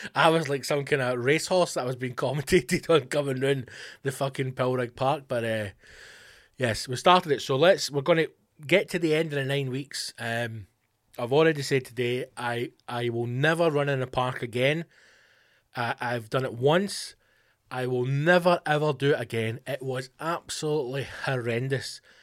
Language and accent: English; West Coast of Scotland, United Kingdom; Being from the West Coast or being Scottish, indeed. It's just the way we speak